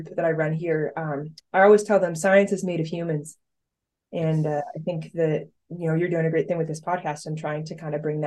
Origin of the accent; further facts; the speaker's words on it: State College, Pennsylvania, United States; I grew up right here in State College, went to the high school here